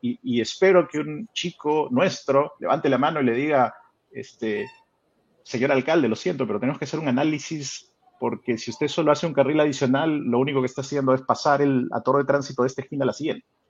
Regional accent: Peru; moved away; yo me fui del Perú, yo, yo he vivido fuera del Perú 16 años y he regresado hace dos. Cuando me fui, Lima tenía 7 millones de habitantes

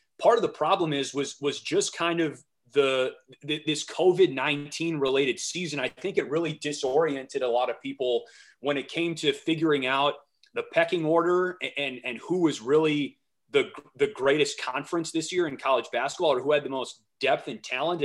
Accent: Wisconsin, United States; I grew up in the Midwest. I grew up in Wisconsin.

